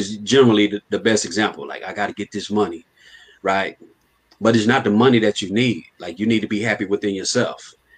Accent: Fort Worth, Texas, United States; I'm from Fort Worth.

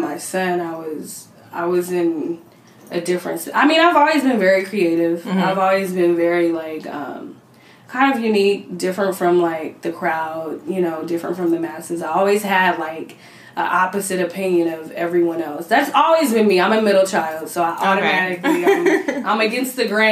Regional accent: Cerritos, California, United States; also born or lived in Los Angeles area; I'm from Cerritos, but I've been everywhere in the LA area

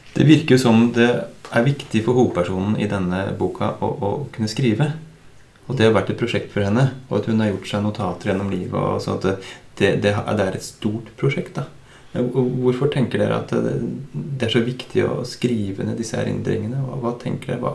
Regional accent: Drammen, Buskerud, Norway; Vi er fire menn fra Drammen

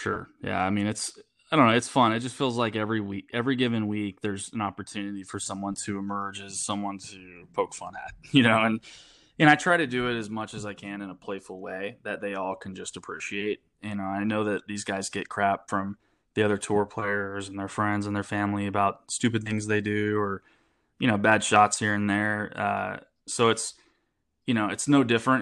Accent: United States; I'm an American

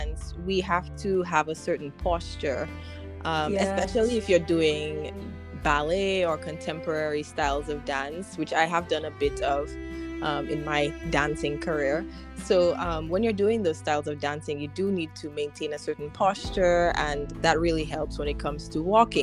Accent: Dominica; moved away as an adult; also born or lived in Arkansas, United States; I grew up in Dominica

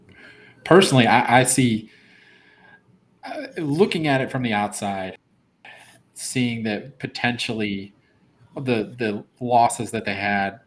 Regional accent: Flint, Michigan, United States; moved away as an adult; now in Eureka, United States; I live in Eureka, Illinois, so about an hour 15 minutes north of Champaign. I grew up in Flint, Michigan.

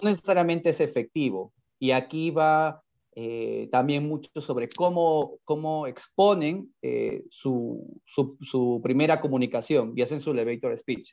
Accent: Peru; estuve, como muchos peruanos

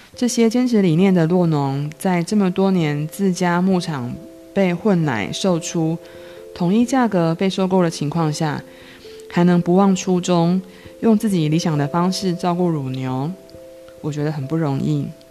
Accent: Changhua County, Taiwan; 我是彰化人

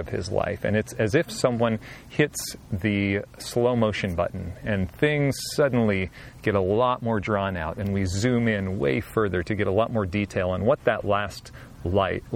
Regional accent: Southwest Washington, United States; I grew up in Southwest Washington in a small town

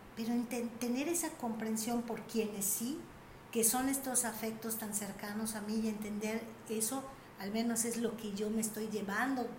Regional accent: Mérida, Yucatán, Mexico; yo nací en Mérida, mi hermanita nació en Mérida

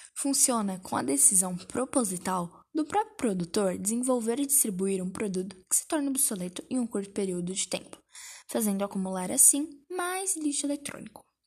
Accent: Brazil; nós somos brasileiros

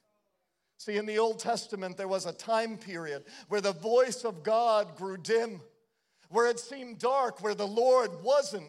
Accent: Providence, Rhode Island, United States; I grew up in Providence, Rhode Island

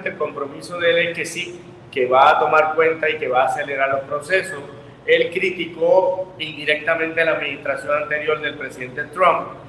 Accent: Puerto Rico; Nosotros somos ciudadanos americanos, puertorriqueños

